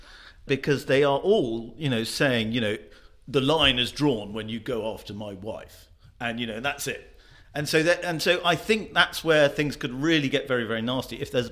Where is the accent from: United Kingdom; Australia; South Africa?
United Kingdom; I love America, but as a Brit, and not particularly keen monarchist or anything, but as a Brit